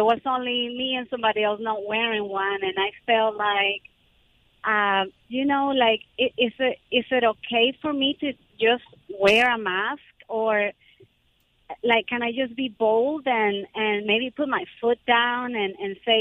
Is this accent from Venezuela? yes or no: yes; Venezuela; now in United States; I'm from Venezuela, but I became a citizen about 8 years ago.